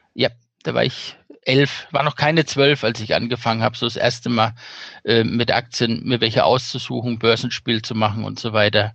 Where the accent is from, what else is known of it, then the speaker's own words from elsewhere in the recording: Bad Königshofen, Bavaria, Germany; Kurzentrum in Bad Königshofen war die mit drin, wo ich aufgewachsen bin